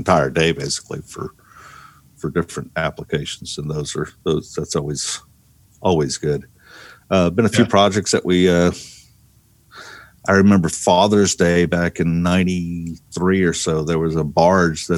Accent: Mississippi Gulf Coast, United States; I grew up on the Gulf Coast

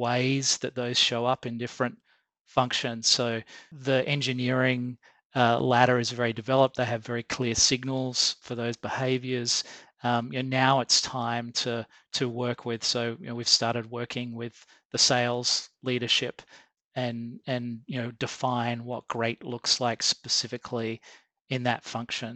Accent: Australia; I'm Australian

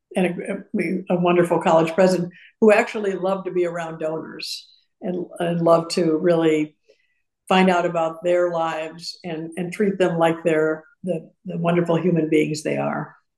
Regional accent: Madison, Wisconsin, United States; also born or lived in Urbana, Illinois; now in Houston, United States; i grew up in madison and then we moved to urbana illinois

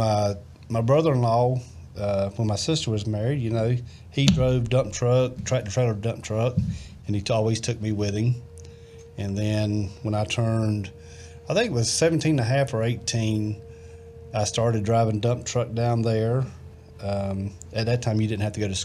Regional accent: Savannah, Georgia, United States; moved away; also born or lived in North Carolina; I was born in Savannah, Georgia.

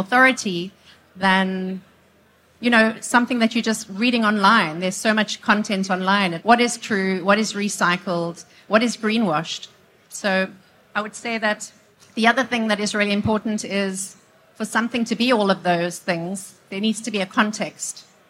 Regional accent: South Africa; I'm South African.

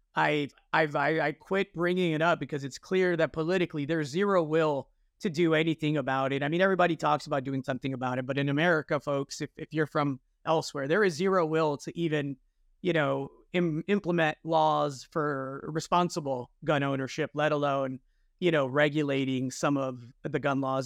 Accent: Chicago, Illinois, United States; I grew up in Chicago

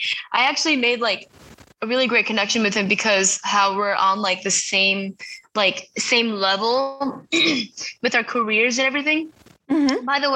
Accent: Largo, Florida, United States; I actually live in Florida, by the way. I forgot to say that. I'm from Largo, Florida.

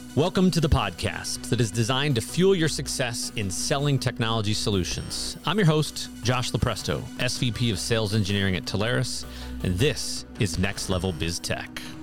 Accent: Midwest, United States; I grew up in the Midwest.

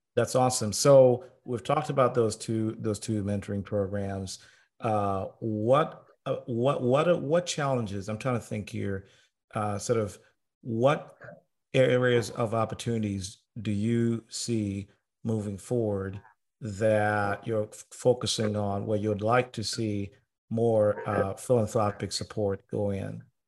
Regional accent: Tanzania; now in United States; I was born and raised in Tanzania before I moved to America

